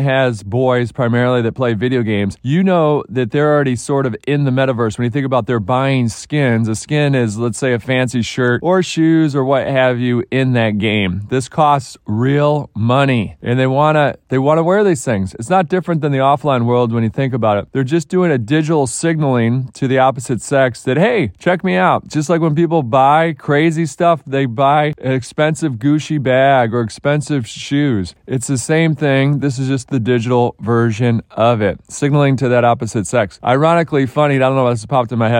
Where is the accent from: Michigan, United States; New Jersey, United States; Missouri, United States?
Michigan, United States; Detroit; my hometown of Detroit